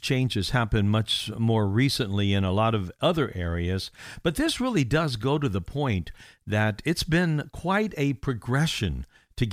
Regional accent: Indiana, United States; moved away; my home state of Indiana

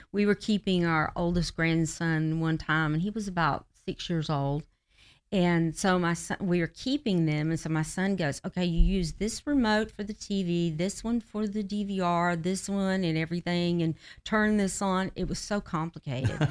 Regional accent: Georgia, United States; also born or lived in Kentucky / Florida; back to Georgia, where we're from

